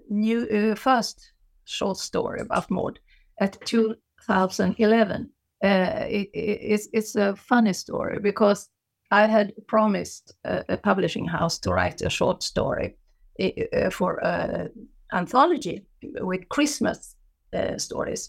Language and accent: English; Gothenburg, Västra Götaland, Sweden; I was born in Gothenburg on the western coast of Sweden